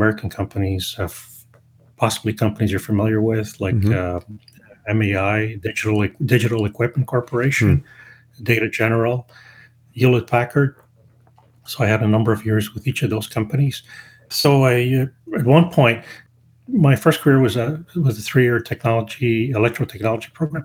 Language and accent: English; Toronto, Ontario, Canada; also born or lived in Montreal, Quebec; now in Ottawa, Canada; So my upbringing was mostly in Toronto and the city of Montreal and Canada.